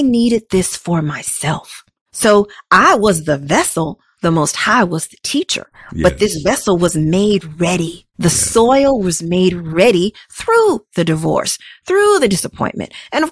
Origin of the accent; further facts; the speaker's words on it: Dallas, Texas, United States; I'm a Southern girl, born and raised in Dallas, Texas.